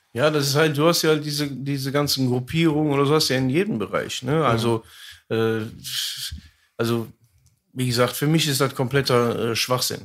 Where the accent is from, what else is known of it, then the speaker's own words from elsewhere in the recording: Germany; einem Viertel in Deutschland, der da aufwächst, äh, seine Geschichte, also meine Geschichte